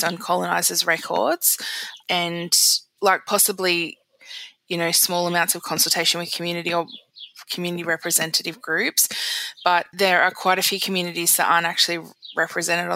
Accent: Dharawal country, New South Wales, Australia; moved away as an adult; now in Coolamon, Australia; I was raised out on Dharawal country and I live in Wiradjuri country now.

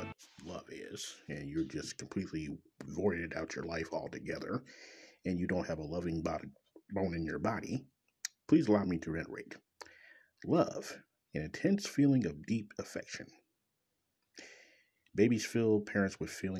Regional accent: Kansas City, Missouri, United States; from Kansas City, Missouri, my hometown

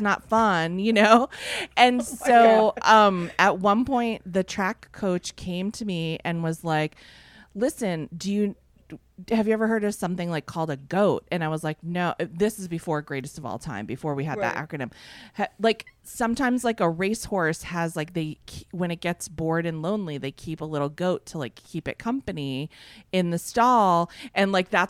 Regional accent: Fitchburg, Massachusetts, United States; I grew up in Fitchburg, Massachusetts

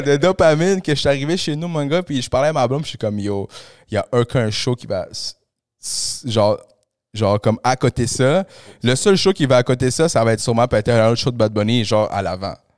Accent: Montreal, Quebec, Canada; also born or lived in Peru; je suis arrivé ici quand j'avais 8 ans, tu sais, au Canada. Puis j'ai grandi à Pointe-aux-Trembles

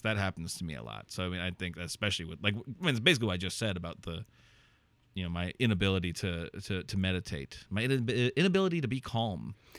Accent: Iowa, United States; I moved back to Iowa and, like, back to my hometown

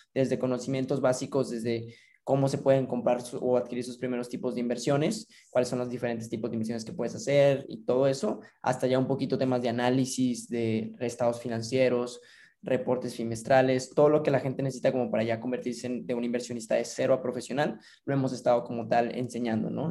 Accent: Mexico; yo me encontraba trabajando en una institución financiera aquí en mi país

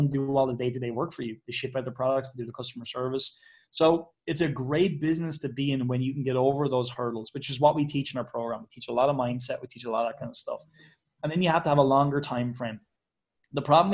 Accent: Ireland; I'm Irish

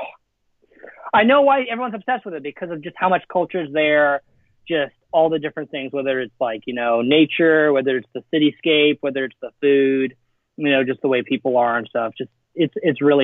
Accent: Alberta, Canada; first language Afrikaans; English is a second language; now in United States; I grew up in Canada. So Banff was my backyard

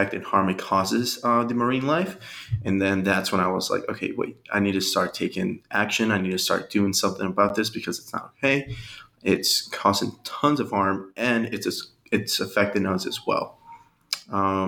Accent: Everett, Massachusetts, United States; also born or lived in Revere, Massachusetts / Colombia; Everett was where I spent the majority of my life

